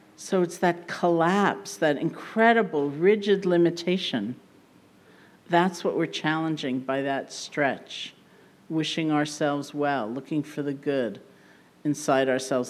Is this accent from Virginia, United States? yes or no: no; New York, United States; being a New Yorker